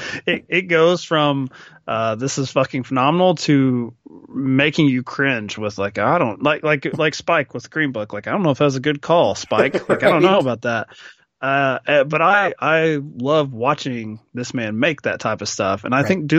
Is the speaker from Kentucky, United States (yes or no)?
yes; Kentucky, United States; I grew up in Kentucky.